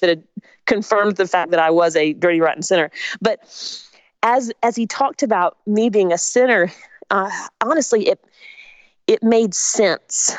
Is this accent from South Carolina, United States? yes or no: yes; Spartanburg, South Carolina, United States; also born or lived in Augusta, Georgia; my family moved when I was 3 to Spartanburg, South Carolina